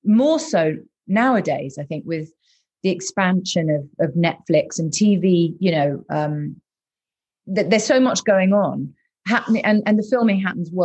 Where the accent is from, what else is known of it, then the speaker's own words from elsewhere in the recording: Bath, South West England, United Kingdom; I was brought up in Bath